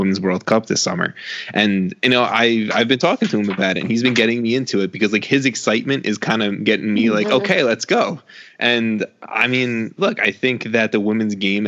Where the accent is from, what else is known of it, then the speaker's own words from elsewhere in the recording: New York, United States; I'm from New York